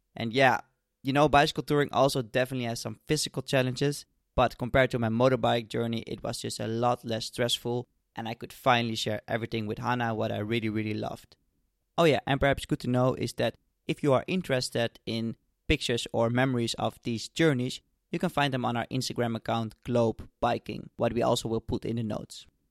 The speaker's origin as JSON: {"language": "English", "area": "suburbs of Amsterdam", "region": "North Holland", "country": "Netherlands", "tie": "born or raised there", "said": "I grew up in the Netherlands in the suburbs of Amsterdam"}